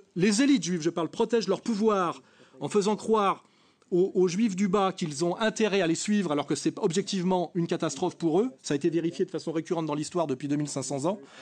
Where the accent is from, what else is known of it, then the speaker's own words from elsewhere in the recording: France; je suis un Français de culture française, issu de la classe moyenne catholique